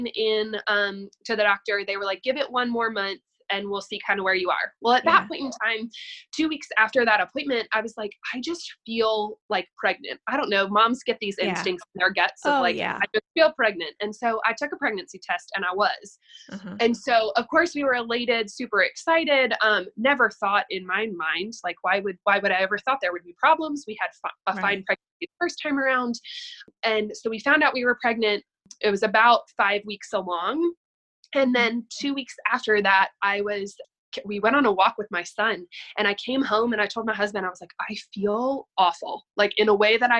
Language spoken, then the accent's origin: English; Staunton, Virginia, United States; moved away as an adult; also born or lived in Durham, North Carolina; my hometown, which is a very small rural town in Virginia called Stanton.